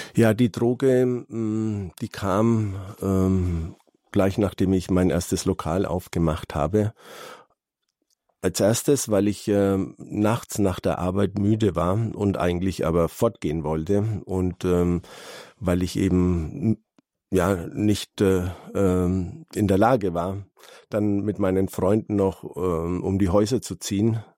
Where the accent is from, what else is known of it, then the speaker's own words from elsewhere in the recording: Calabria, Italy; moved away; Ich bin ja aus Süditalien, aus Kalabrien